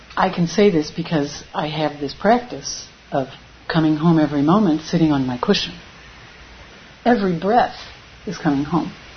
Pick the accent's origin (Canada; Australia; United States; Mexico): United States; moved away; I am from America. I was an immigrant like them